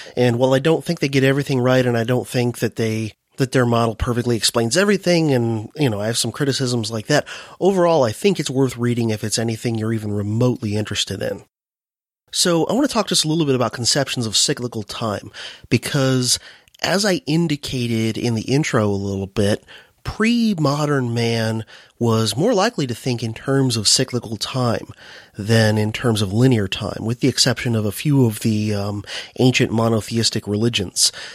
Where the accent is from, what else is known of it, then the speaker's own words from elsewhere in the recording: United States; my home country, the U S